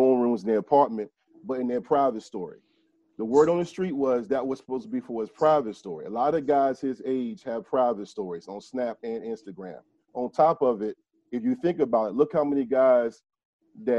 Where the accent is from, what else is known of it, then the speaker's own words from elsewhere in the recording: Hampton / Newport News, Virginia, United States; I am from Shell Row. I'm not going to act like Hampton and Newport News was the best place in the world